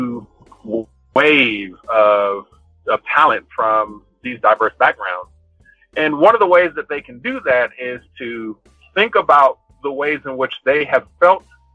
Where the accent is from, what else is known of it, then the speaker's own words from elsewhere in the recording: Compton, California, United States; I'm from Compton and from the hood